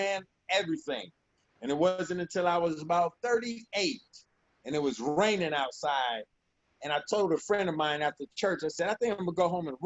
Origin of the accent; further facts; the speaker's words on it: Ohio, United States; I grew up in Ohio